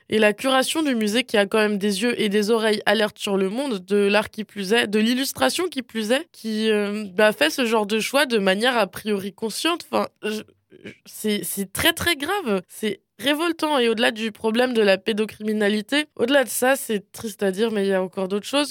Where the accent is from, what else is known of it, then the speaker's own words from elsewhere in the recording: Alsace, Grand Est, France; j'ai grandi en Allemagne, enfin en Alsace